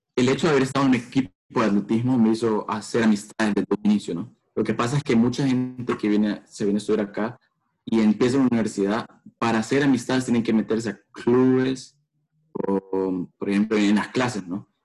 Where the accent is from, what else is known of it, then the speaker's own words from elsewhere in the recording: El Salvador; moved away as an adult; now in United States; soy de Salvador